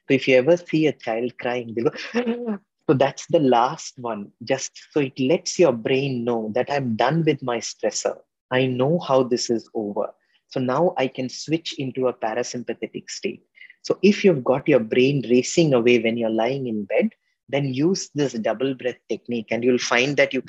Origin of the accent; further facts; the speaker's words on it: India; a lot of us middle-class Indians are used to gobbling up our food because we were large families